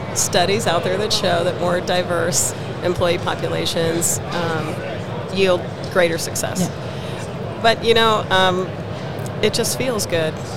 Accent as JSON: {"language": "English", "town": "San Jose", "region": "California", "country": "United States", "moved": "as an adult", "lives_now": "Denver, United States", "said": "I'm originally from the Bay Area in California, mm-hmm. San Jose uh, Bay Area"}